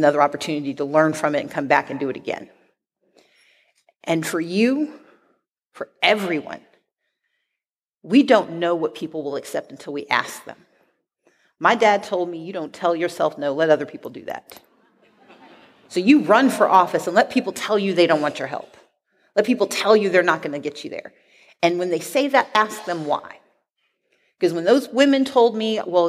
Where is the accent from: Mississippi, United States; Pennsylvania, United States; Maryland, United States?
Mississippi, United States; now in Atlanta, United States; I grew up poor black in Mississippi.